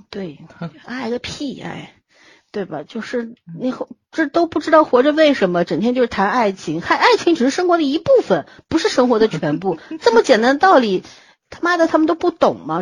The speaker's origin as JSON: {"language": "Chinese", "country": "China", "said": "我们中国人"}